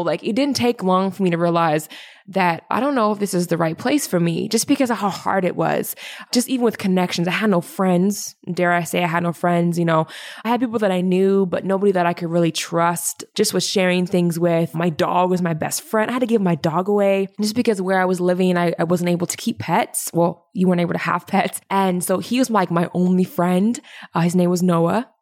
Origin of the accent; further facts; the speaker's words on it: Indianapolis, Indiana, United States; now in Saskatoon, Canada; I was born in Indianapolis, Indiana